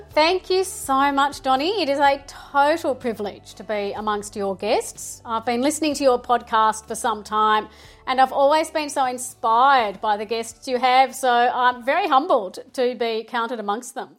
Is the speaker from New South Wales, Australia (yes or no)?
no; Melbourne, Victoria, Australia; I am from Melbourne